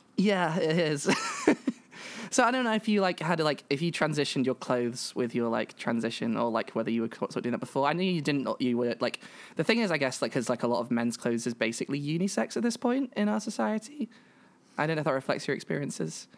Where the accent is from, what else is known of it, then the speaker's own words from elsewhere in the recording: England, United Kingdom; I'm a British trans woman from Britain and England, and that sort of thing, that general area